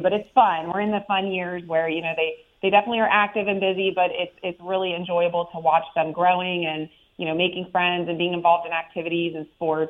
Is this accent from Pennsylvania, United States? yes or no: yes; Perry County, central Pennsylvania, United States; moved away as an adult; also born or lived in Pittsburgh, Pennsylvania; now in Richland Township, United States; I was born and raised in Perry County, which is a very rural county in central PA.